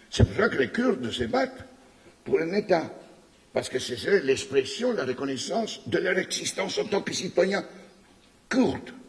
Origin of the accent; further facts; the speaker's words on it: Quebec, Canada; c'est parce que vous dites en tant que Québécois, nous avons envie d'être reconnus